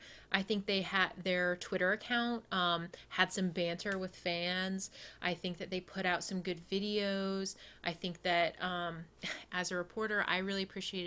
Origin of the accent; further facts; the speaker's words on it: Oregon, United States; I was born in Oregon.